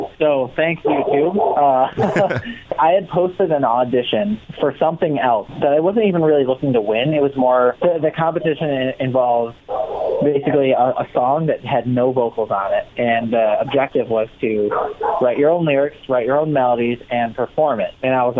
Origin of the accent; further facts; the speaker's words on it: Rochester, New York, United States; I grew up in Rochester, New York, which is nowhere near New York City. It's actually like 6 hours away from New York City. It's in between Buffalo and Syracuse